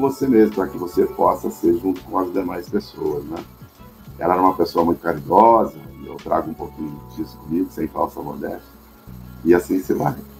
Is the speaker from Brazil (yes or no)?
yes; Cachoeira Paulista, São Paulo, Brazil; Nasci em São Paulo e logo fui, é, tive um presente de Deus, digamos assim, e fui, fui morar no interior, numa cidadezinha chamada Cachoeira Paulista, lá no Vale do Paraíba